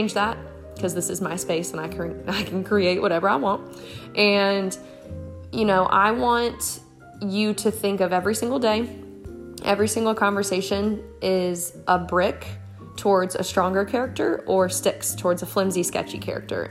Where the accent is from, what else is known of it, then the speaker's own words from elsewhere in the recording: Marshalltown, Iowa, United States; moved away as an adult; now in South Carolina, United States; I am from Marshalltown, Iowa, and I was born and raised there. I'm now in South Carolina. I've been here for 8 years